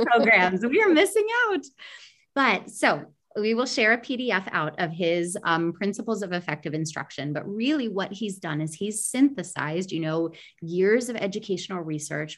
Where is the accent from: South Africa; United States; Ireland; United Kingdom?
United States; moved away; an American educator